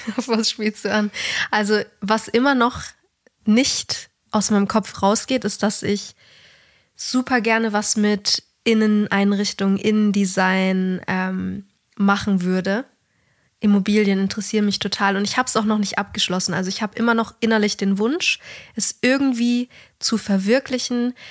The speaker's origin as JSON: {"language": "German", "region": "Bavaria", "country": "Germany", "said": "da, wo ich herkomme und, und du eigentlich auch so, Bayern hat eigentlich fast jede Familie oder auch in meiner Klasse war, fast jeder hatte ein Haus"}